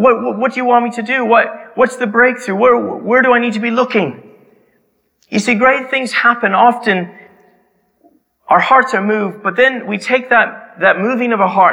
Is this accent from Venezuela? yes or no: no; Canada; my hometown in Canada